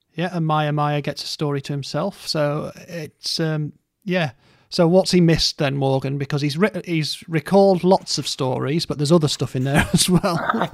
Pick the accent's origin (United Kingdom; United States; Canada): United Kingdom; Scarborough, Yorkshire and the Humber; moved away; also born or lived in Stoke; I grew up in Scarborough or just outside of Scarborough in North Yorkshire